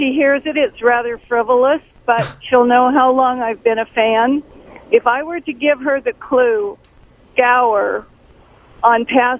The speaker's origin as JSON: {"language": "English", "region": "California", "country": "United States", "tie": "born or raised there", "moved": "yes", "lives_now": "Flagstaff, United States", "said": "I grew up in California."}